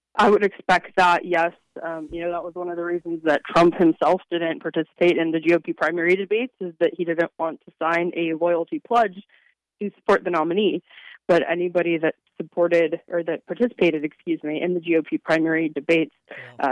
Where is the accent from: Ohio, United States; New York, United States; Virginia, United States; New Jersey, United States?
Virginia, United States; also born or lived in Kansas; my home state of Virginia. Um, you know, I live in Arlington